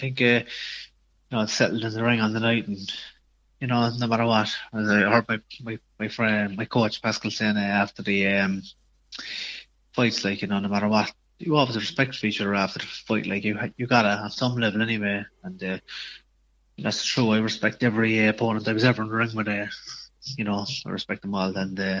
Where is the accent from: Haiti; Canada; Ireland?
Ireland; Cork, Munster; I'd say it was, yeah. So not, it's a very sporting county